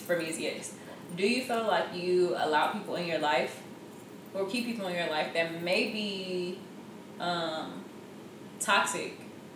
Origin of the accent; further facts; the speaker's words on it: Houston, Texas, United States; moved away; I'm from Houston